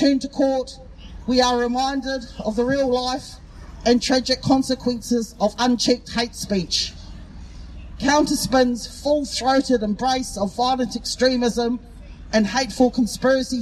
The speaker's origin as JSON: {"language": "English", "town": "Dunedin", "region": "Otago", "country": "New Zealand", "said": "I'm here from Otapoti, Dunedin"}